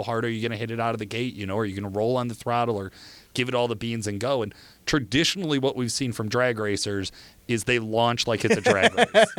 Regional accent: Midwest, United States; we're from the Midwest.

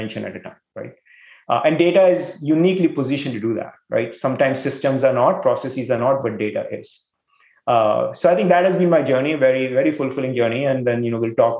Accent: India; moved away as an adult; now in East Coast, United States; I grew up in India, did my engineering there

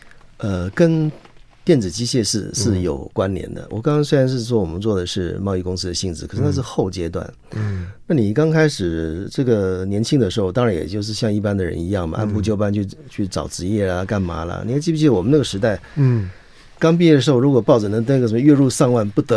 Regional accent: Chiayi, Taiwan; 我是嘉义人，我是学电子工程的。

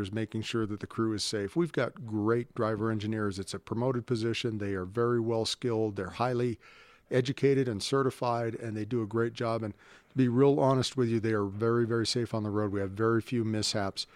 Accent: Honolulu, Hawaii, United States; now in Colorado Springs, United States; I grew up in Honolulu

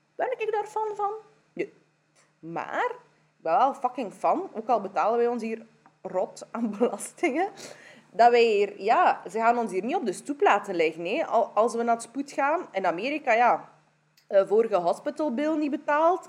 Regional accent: Kyrgyzstan; now in Belgium; Ik kom van Kyrgyzstan

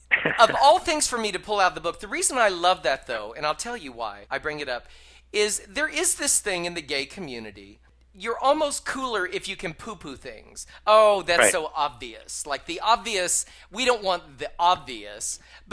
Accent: Michigan, United States; I related to so much of it growing up in Michigan, so much of it.

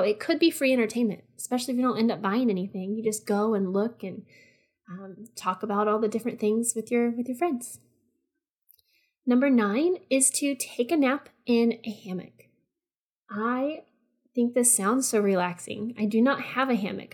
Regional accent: Texas, United States; I'm just from Texas

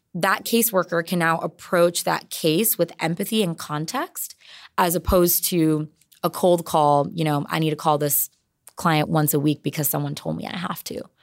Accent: San Jose, California, United States; I am born and raised in San Jose

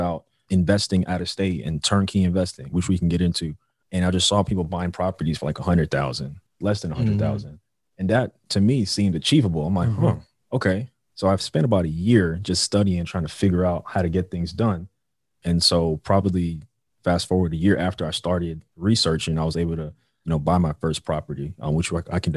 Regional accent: New York City, New York, United States; moved away as an adult; now in Los Angeles, United States; Currently live in LA. I'm originally from Brooklyn, New York. I've been in LA for about 5 years

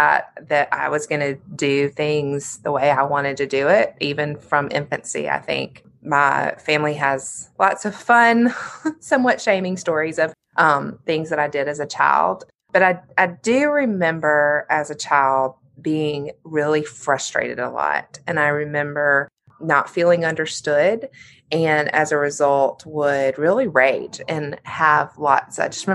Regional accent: Birmingham, Alabama, United States; So I was raised in Birmingham. I'm the youngest of 2 daughters.

